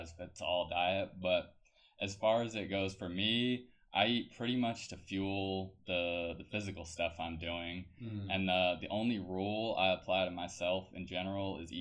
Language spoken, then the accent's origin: English; Vermont, United States; moved away; That's where I'm from.